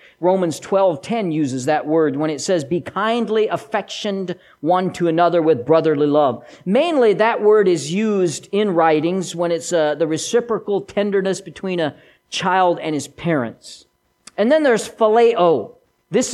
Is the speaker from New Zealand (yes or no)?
no; Switzerland; accent: Swiss German; first language Swiss German; English is a second language; I was bilingual, kind of. I've lost much of my mother tongue. English is my second language, and I've lost most of the first. I can still, ich kann noch ein bisschen Schweizer wie soll, ich kann es mehr verstehen, aber ich kann nicht so viel Schweizer